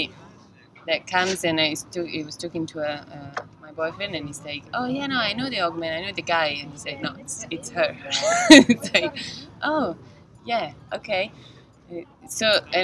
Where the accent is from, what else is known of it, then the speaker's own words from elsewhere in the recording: Italy; moved away as an adult; now in Amsterdam, Netherlands; I'm from Italy, and I'm an art director at Wider & Kennedy. Yeah, and I came in Amsterdam 3 years ago